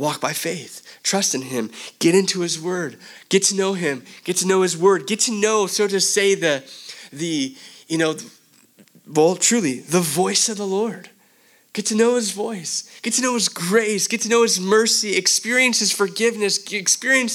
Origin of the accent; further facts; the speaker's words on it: Pomona, California, United States; moved away as an adult; also born or lived in Hamburg, Germany; I'm from Pomona, California